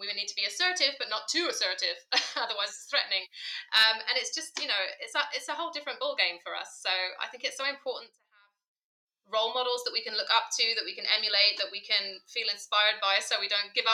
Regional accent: United Kingdom; moved away as an adult; also born or lived in Bahrain; now in Berlin, Germany; you can probably hear from my accent, I'm from the UK originally

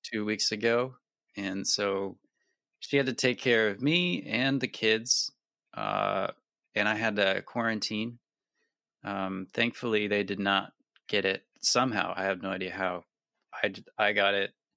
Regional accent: near the Adirondacks, New York, United States; I grew up near the Adirondacks and did a lot of camping

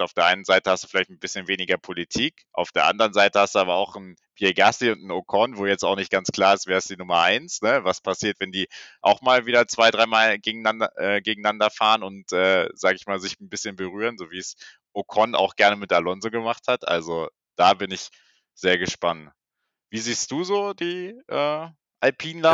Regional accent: Germany; wir sind auch beide Deutscher

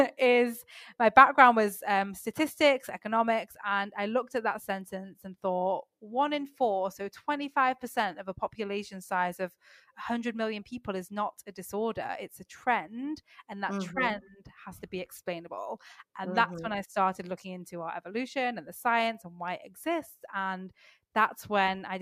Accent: Manchester, North West England, United Kingdom; also born or lived in south of France; now in France; I'm actually living in south of France right now, which is not where my accent is from. but I'm from the UK. I'm from Manchester in England.

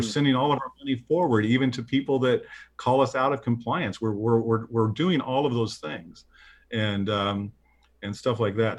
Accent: Midwest, United States; I'm a Midwesterner

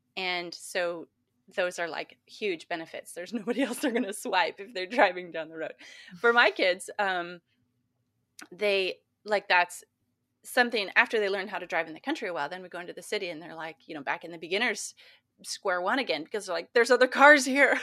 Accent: Montana, United States; growing up in Montana

